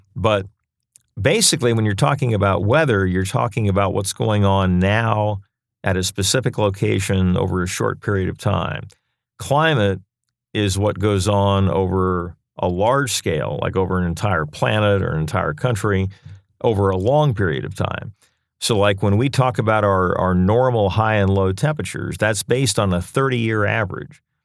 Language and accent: English; Lancaster, Pennsylvania, United States; moved away as an adult; now in Raleigh, United States; born and raised in Lancaster, Pennsylvania